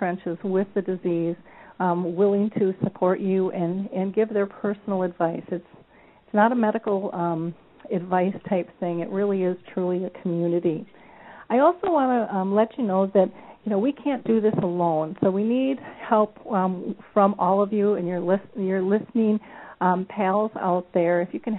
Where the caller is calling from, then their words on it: Minnesota, United States; I'm calling in from Minnesota, and it's absolutely gorgeous here today.